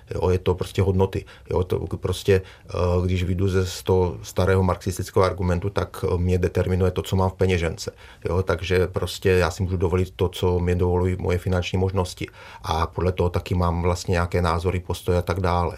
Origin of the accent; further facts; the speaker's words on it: Czechia; my jako Češi